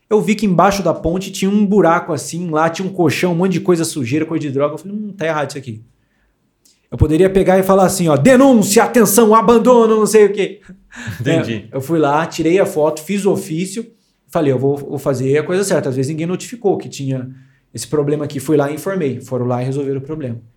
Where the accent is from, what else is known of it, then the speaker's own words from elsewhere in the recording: São Paulo, Brazil; sou paulista da capital lá de São Paulo.